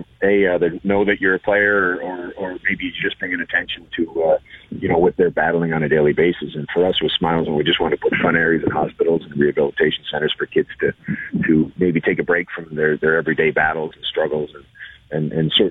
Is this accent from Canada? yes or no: yes; Canada; being Canadian